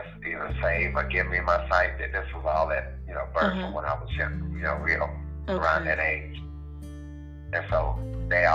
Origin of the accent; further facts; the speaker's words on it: Louisiana, United States; now in Kansas, United States; I am originally from Louisiana, but living in Kansas.